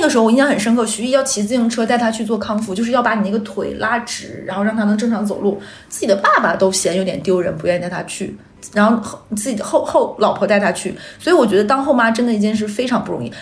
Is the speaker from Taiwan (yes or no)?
no; Northeast China, China; moved away; 那个时候我们东北是没有像什么周黑鸭这种品牌店的